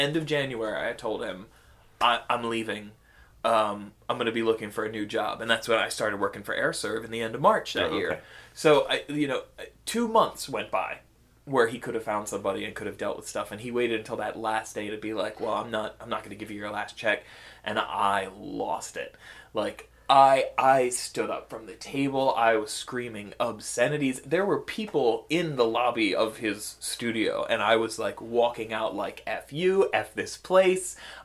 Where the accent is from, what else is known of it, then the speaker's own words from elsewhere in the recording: United States; I'm American